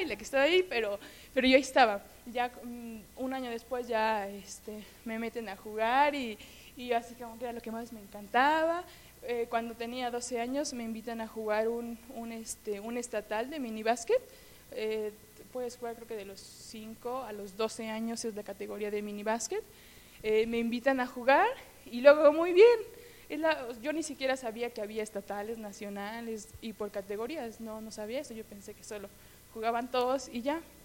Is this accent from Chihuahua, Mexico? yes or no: no; Hermosillo, Hidalgo, Mexico; yo soy de un pueblo que se llama Hermosillo, eh, que está por Actopa, como a hora y media de aquí